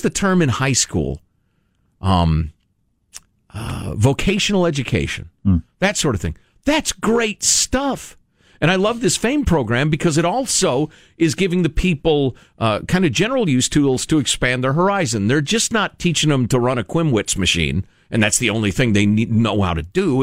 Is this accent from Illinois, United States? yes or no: yes; Chicago, Illinois, United States; growing up in Chicagoland